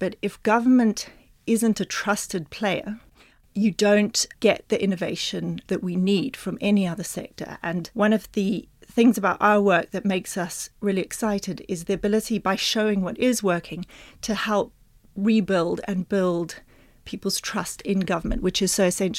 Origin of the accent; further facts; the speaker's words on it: Botswana; also born or lived in United Kingdom / New Zealand; So I was born in Britain, but spent most of my childhood in Botswana, a little bit in New Zealand, but then Botswana, in the middle of the bush, 200 kilometers from the nearest store